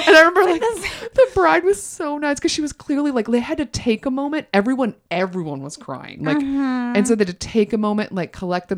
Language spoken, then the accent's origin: English; the South, United States; I'm from the South.